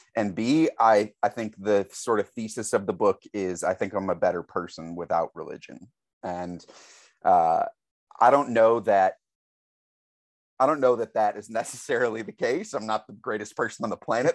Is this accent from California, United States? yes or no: no; St. Louis, Missouri, United States; I grew up in Saint Louis, Missouri, so it's an incredibly Catholic town